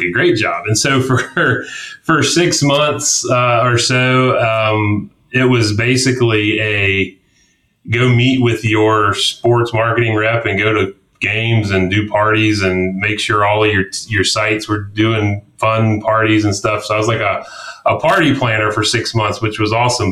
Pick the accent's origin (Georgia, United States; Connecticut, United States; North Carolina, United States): Georgia, United States; Atlanta; also born or lived in Columbia, South Carolina; I was born in Columbia, South Carolina. Um, all of my mom's side of the family's uh, South Carolinians. And so I grew up uh, though outside of Atlanta, the northeast suburbs of Atlanta, Gwinnett County